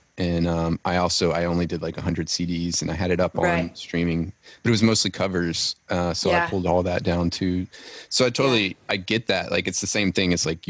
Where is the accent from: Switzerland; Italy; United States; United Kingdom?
United States; Louisiana; now in Nashville, United States; I'm from Louisiana